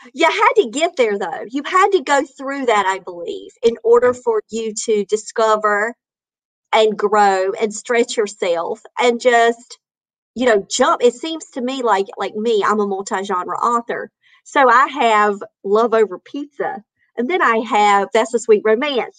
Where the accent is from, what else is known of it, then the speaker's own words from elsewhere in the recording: North Carolina, United States; I'm from North Carolina.